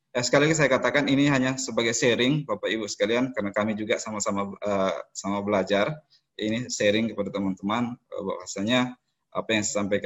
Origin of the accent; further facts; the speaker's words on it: East Nusa Tenggara, Indonesia; now in Sorong, Indonesia; eh, asal saya dari Flores NTT. 2016 eh, saya berada di Kota Sorong ya.